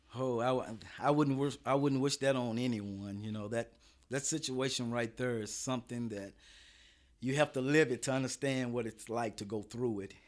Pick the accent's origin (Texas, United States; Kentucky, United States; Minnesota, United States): Kentucky, United States; Lexington; I'm from Lexington